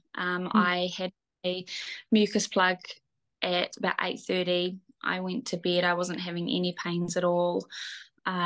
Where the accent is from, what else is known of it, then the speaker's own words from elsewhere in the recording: Gisborne, New Zealand; also born or lived in Waikato; We live in the beautiful Gisborne on the East Coast. My kiddies and I have been here for about a year. And before then, we lived in the Waikato. So it's great to be back here in my hometown where I grew up